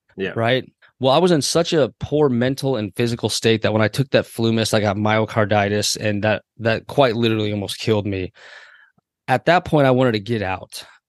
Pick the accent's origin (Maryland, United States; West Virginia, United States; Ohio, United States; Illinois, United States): Maryland, United States; Waldorf; also born or lived in Andrews Air Force Base, Maryland; I grew up in Waldorf, Maryland primarily, lived a little bit on Andrews